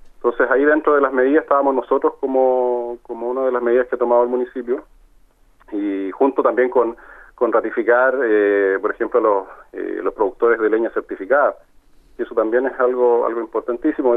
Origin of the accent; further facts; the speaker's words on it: Talca, Maule, Chile; nosotros somos de acá de Talca